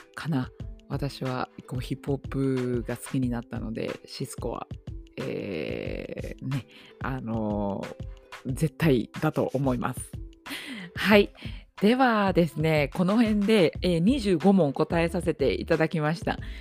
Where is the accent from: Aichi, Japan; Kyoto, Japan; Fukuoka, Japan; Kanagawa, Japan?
Aichi, Japan; Nagoya; 出身地5番目です、えー、愛知県名古屋市生まれ育ちですはい